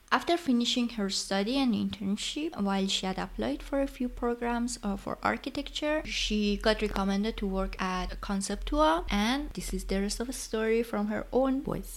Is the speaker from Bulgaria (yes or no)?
no; Iran; English is a second language; now in Germany; I'm also working in Germany and neither of English nor German are my native language and I'm in a completely different culture from my country of origin Iran